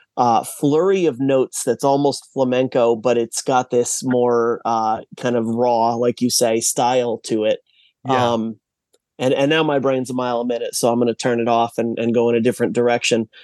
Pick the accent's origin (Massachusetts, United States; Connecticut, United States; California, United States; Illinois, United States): Massachusetts, United States; I was born and raised in Massachusetts